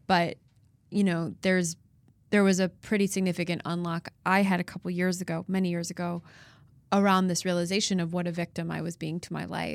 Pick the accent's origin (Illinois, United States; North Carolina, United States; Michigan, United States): Illinois, United States; Chicago; moved away as an adult; now in Nashville, United States; I'm from Chicago originally and spend most of my life there